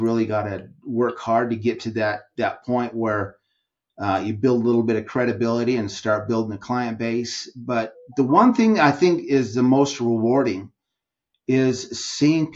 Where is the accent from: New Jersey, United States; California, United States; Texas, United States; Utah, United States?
Utah, United States; I live in Utah, born and raised in Utah